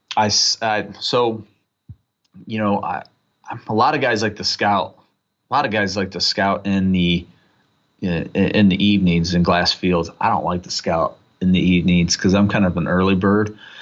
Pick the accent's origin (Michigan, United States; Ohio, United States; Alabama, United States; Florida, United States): Ohio, United States; North Central; I grew up in North Central, uh, Ohio